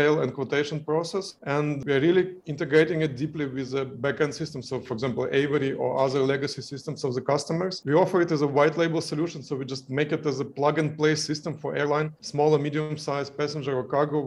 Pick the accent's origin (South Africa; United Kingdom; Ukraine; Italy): Ukraine; moved away as an adult; also born or lived in Kyiv, Ukraine; We are originally from Ukraine and I was living in Kyiv, Ukraine.